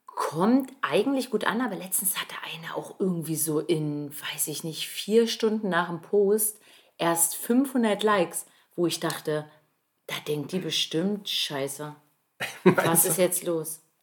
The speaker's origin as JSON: {"language": "German", "region": "Northern Germany", "country": "Germany", "tie": "born or raised there", "also_born_or_lived": "Halle an der Saale, Saxony-Anhalt", "moved": "as an adult", "said": "im Norden von Deutschland, wo ich aufgewachsen bin"}